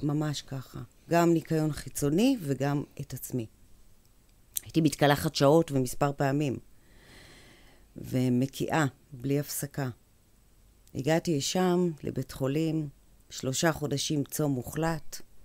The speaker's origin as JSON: {"language": "Hebrew", "town": "Kiryat Ono", "region": "Central District", "country": "Israel", "tie": "born or raised there", "said": "גדלתי בקריית אונו"}